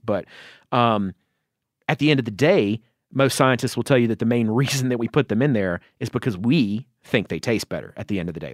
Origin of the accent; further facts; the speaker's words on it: Georgia, United States; my home state of Georgia